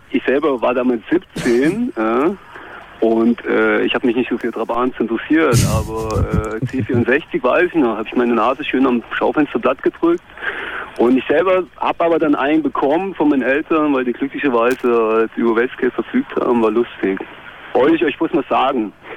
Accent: Gera, Thuringia, Germany; ich komme aus Gera

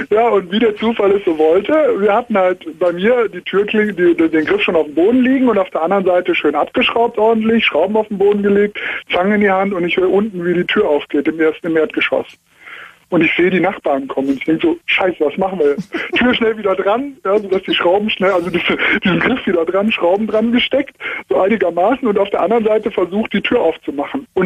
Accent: Cologne, North Rhine-Westphalia, Germany; now in Munich, Germany; Ja, ich komme eigentlich aus Köln, das wäre noch weiter, aber bin hier in der Diaspora in München.

